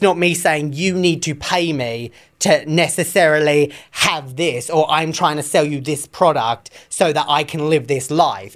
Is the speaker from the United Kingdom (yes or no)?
yes; England, United Kingdom; moved away as an adult; now in United States; I'm from England